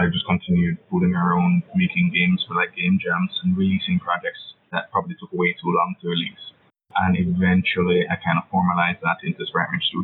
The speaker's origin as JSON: {"language": "English", "town": "Kingston", "country": "Jamaica", "said": "I'm from Kingston, Jamaica. That's an island in the Caribbean, not to be confused with the places in States or anywhere in the UK. Jamaica, the original. That's where I'm from."}